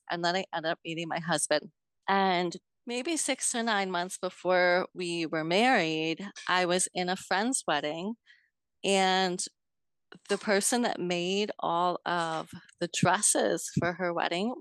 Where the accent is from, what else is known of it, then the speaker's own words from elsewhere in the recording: New York, United States; I'm from New York State, a couple hours north of New York City